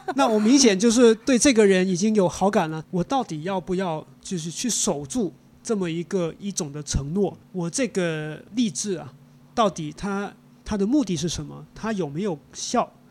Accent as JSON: {"language": "Chinese", "country": "Hong Kong", "tie": "born or raised there", "said": "我是在香港出生长大的嗯。呃，我的老家也是在城市，那我从来没有去过中国的农村"}